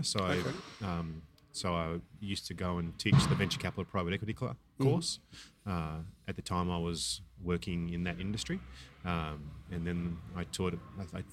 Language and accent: English; Montrose, Victoria, Australia; also born or lived in Oshkosh, Wisconsin; I grew up in Melbourne, outer eastern suburbs of Melbourne, a little town called Montrose.